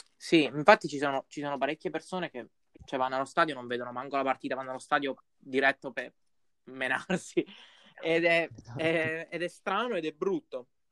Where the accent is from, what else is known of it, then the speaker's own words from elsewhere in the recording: Pescara, Abruzzo, Italy; noi mo siamo di Pescara